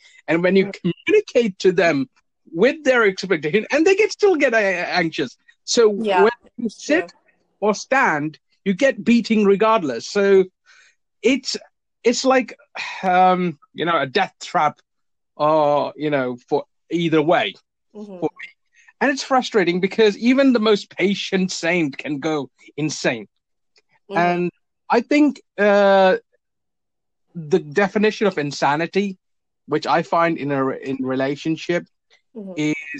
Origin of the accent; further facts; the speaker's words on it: India; now in United Kingdom; because I'm an immigrant. I immigrated to the UK. I was originally from India.